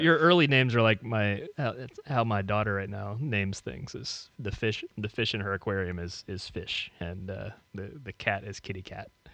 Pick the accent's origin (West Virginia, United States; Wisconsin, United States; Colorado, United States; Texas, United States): West Virginia, United States; moved away as an adult; now in Tennessee, United States; grew up in, grew up in West Virginia. Family mostly from Maryland.